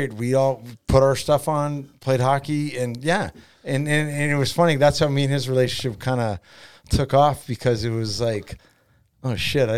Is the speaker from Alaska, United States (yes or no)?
yes; Anchorage, Alaska, United States; also born or lived in Canada; I grew up in Airport Heights